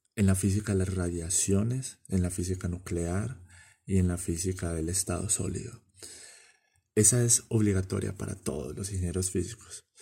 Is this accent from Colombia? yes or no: yes; Medellín, Antioquia, Colombia; En mi país, Colombia